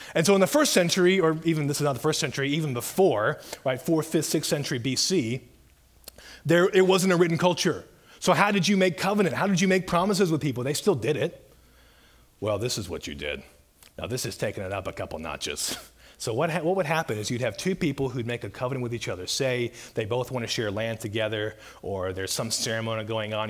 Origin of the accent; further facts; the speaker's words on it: Mobile, Alabama, United States; I grew up in Mobile Bay in Alabama